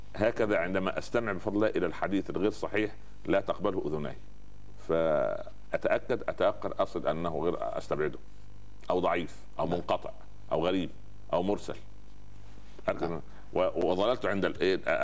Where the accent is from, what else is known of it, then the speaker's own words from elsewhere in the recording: Upper Egypt, Egypt; عندنا في الصعيد